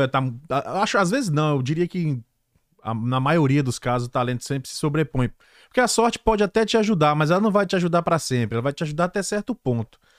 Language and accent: Portuguese; Brazil; moved away; Nós somos muitos, somos brasileiros